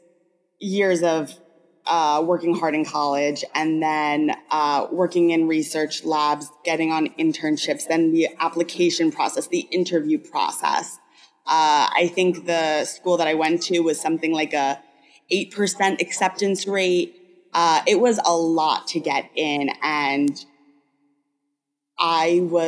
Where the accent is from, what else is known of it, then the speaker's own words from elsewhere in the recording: New York, United States; I grew up in the Northeast, I'm a New Yorker